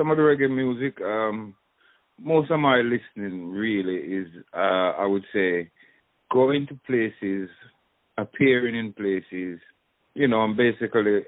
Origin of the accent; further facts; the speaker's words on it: London, United Kingdom; also born or lived in Jamaica; leaving Jamaica, arriving in England, I grew up in Northwest 10 London, Willesden, you know, in that area